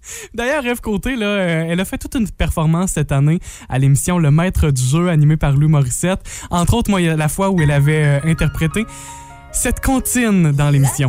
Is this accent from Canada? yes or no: yes; Amqui, Quebec, Canada; also born or lived in Saguenay; chez nous à Amqui